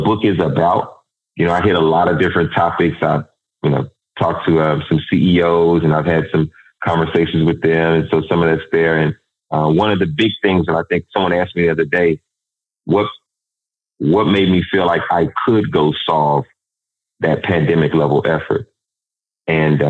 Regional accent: Dallas, Texas, United States; growing up in South Dallas

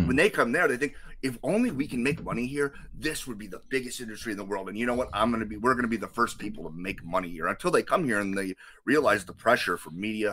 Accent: United States

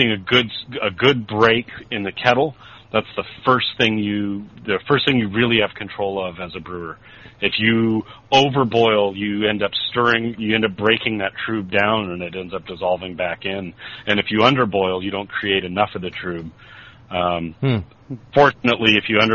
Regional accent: California, United States; I'm from California

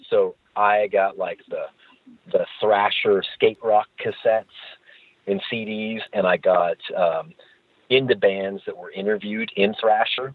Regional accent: Portland, Oregon, United States; moved away as an adult; also born or lived in San Francisco / Boston; I grew up in Portland, Oregon, which is where I am right now

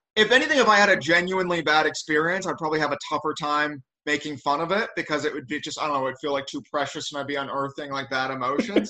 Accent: St. Louis, Missouri, United States; now in Los Angeles, United States; I'm from like a suburb of St. Louis

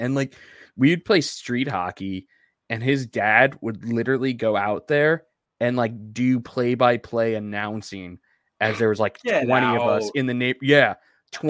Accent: Deer Park, New York, United States; But where I grew up in Deer Park, my across-the-street neighbor was the actual, like, PA announcer for the New York Islanders.

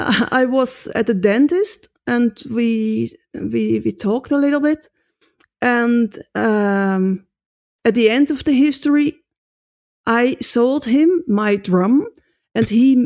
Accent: Netherlands; So I come from Holland and if I play the drums in Holland, they say, nice, very good.

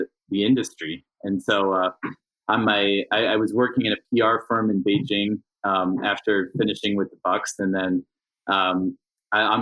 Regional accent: Milwaukee, Wisconsin, United States; moved away as an adult; also born or lived in Madison, Wisconsin / China; I actually grew up in Milwaukee and then went to college in Madison

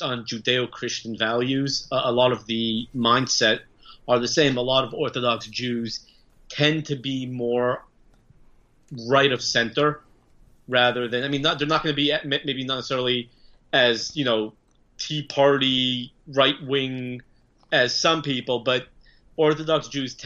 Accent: Los Angeles, California, United States; a normal Jewish boy who grew up in Los Angeles

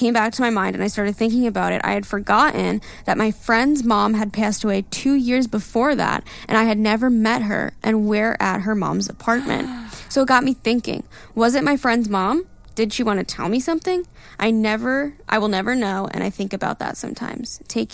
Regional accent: Ecuador; Like I said, I come from Ecuador, and artists usually never have concerts there because it's such a small country.

